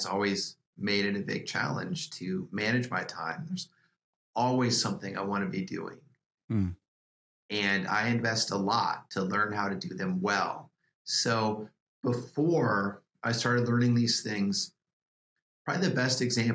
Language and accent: English; Iowa, United States; moved away as an adult; I grew up in Iowa, which was a wonderful place to grow up.